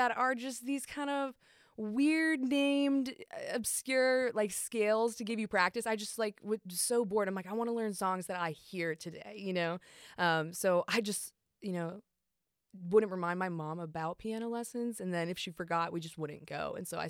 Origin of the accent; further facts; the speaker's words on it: Marietta, Georgia, United States; also born or lived in Chicago, United States; I was born and adopted in Chicago, Illinois, but raised, you know, outside of Atlanta, Georgia, Marietta.